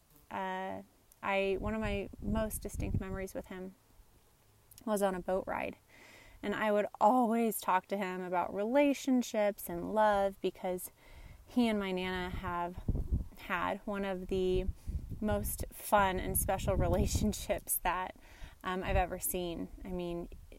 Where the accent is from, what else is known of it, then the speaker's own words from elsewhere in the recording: Nebraska, United States; I'm from Nebraska